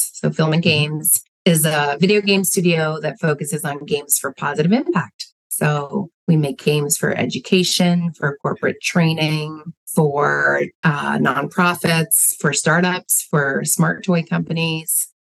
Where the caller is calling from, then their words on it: Madison, Wisconsin, United States; I'm calling from the Midwest, the United States, in Madison, Wisconsin.